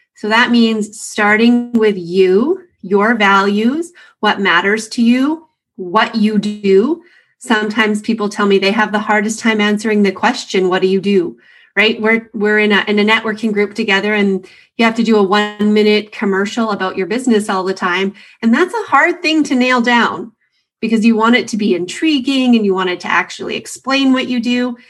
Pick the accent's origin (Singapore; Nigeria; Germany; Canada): Canada; a Canadian